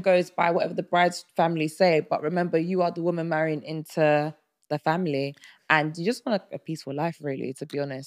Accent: Nigeria; I'm Nigerian

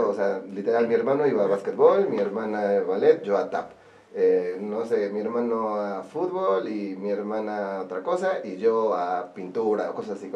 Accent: Orizaba, Veracruz, Mexico; moved away as an adult; now in Puebla, Mexico; ya llevo más tiempo viviendo aquí que lo que viví en Orizaba. O sea, ya soy más poblano que orizabeño.

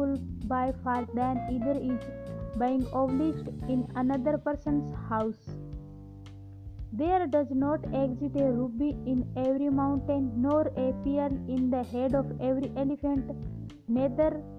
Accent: India; I am from India.

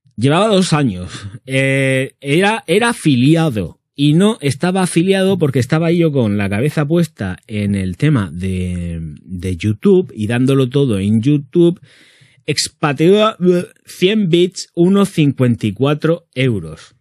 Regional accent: Region of Murcia, Spain; como buen murciano que soy

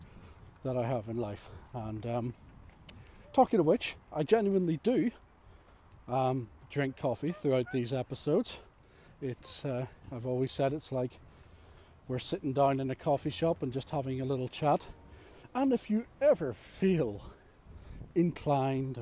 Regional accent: Ireland; I'm Irish.

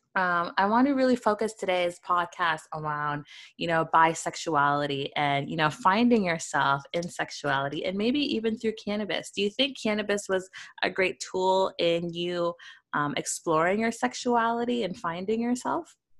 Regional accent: Toronto, Ontario, Canada; I'm from a not a small town. I'm from a big town, Toronto

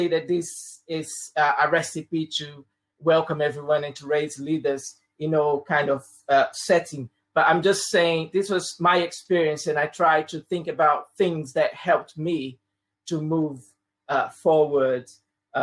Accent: Brazil; first language Portuguese; English is a second language; moved away as an adult; also born or lived in Croydon; now in United Kingdom; I'm originally from Brazil, and I've been living in the UK for the past almost 18 years now

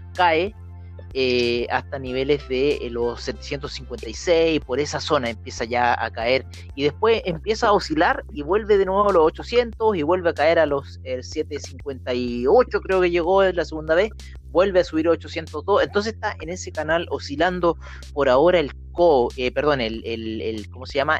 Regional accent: Chile

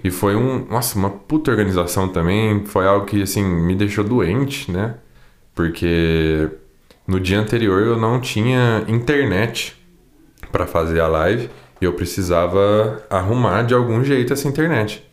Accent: Poços de Caldas, Minas Gerais, Brazil; eu sou daqui de Poste Caldas, sou um cantor sertanejo

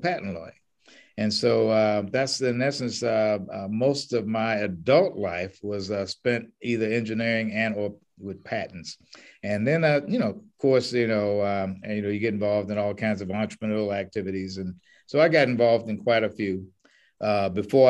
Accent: Tallahassee, Florida, United States; moved away as an adult; also born or lived in Michigan / Washington, D.C.; now in Temecula, United States; I was raised in Tallahassee, Florida

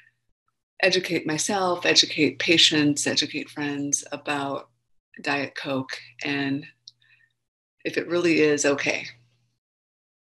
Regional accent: Minnesota, United States; I grew up in Minnesota

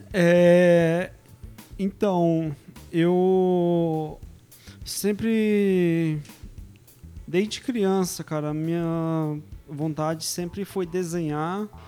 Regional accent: São Paulo, Brazil; moved away as an adult; now in Vila Velha, Brazil; E sou aqui de São Paulo, Zona Sul mesmo.

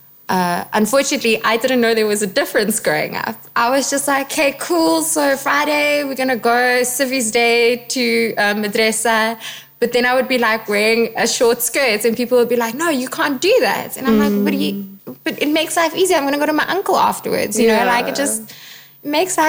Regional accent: Pretoria, Gauteng, South Africa; moved away; also born or lived in London; growing up different in that community

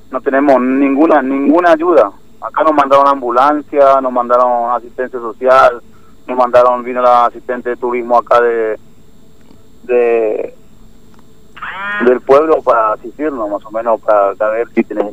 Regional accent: Clorinda, Formosa, Argentina; soy de Clorinda, tengo mi familia, tengo tres hijos.

